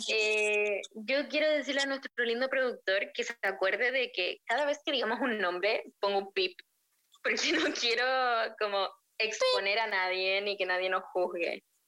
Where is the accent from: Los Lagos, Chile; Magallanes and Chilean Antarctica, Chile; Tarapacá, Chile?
Tarapacá, Chile; Iquique; moved away as an adult; now in La Plata, Argentina; soy chilena, claramente, se me nota kilómetros que soy chilena y de Iquique